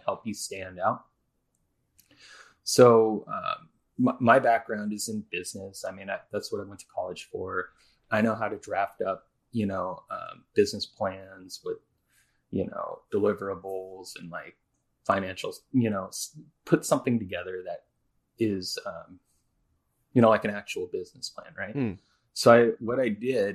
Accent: Seattle, Washington, United States; we're both from the Seattle area

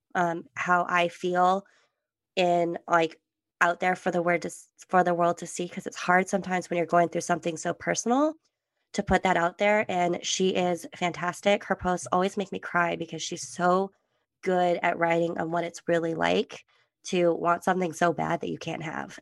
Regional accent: California, United States; also born or lived in Germany; I'm from California

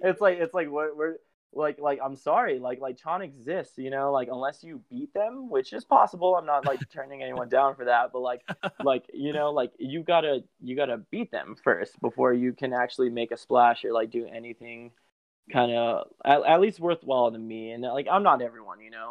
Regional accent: Belen, New Mexico, United States; also born or lived in Albuquerque; my hometown of um, Belen, which is south of Albuquerque

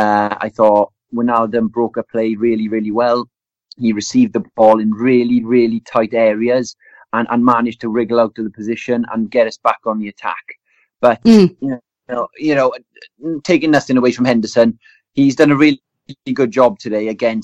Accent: Welsh, Wales, United Kingdom; I'm Welsh now

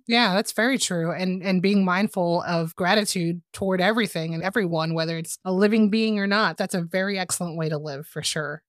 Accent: Texas, United States; I'm from Texas

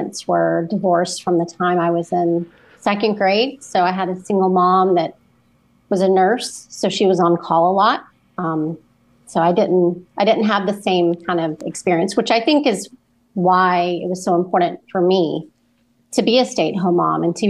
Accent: Memphis, Tennessee, United States; moved away; also born or lived in West Palm Beach, Florida / Tallahassee, Florida; I'm originally from Memphis. And so when we moved to West Palm, it was a little bit of a culture shock

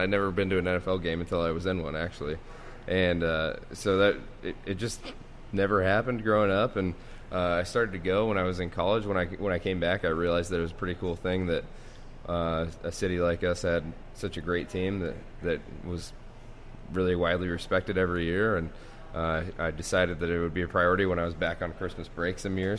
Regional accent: Spokane, Washington, United States; growing up in Spokane, I mean, you're hour 15, hour and 30 minutes from Washington State. So obviously that was that was our hometown team.

